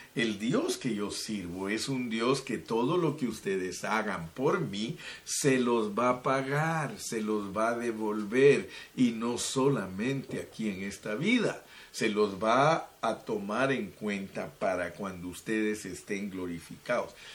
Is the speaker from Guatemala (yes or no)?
yes; Guatemala; moved away; mi país, Guatemala, de donde nací, más bien dicho.